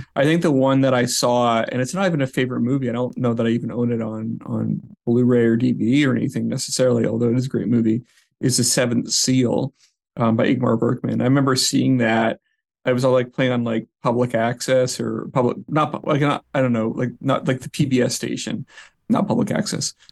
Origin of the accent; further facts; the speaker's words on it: Vancouver, British Columbia, Canada; moved away as an adult; also born or lived in New York; I'm from Vancouver, up in Canada